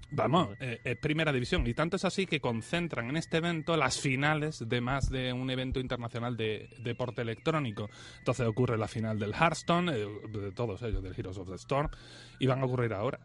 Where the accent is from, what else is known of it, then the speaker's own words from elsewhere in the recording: Spain; yo que soy español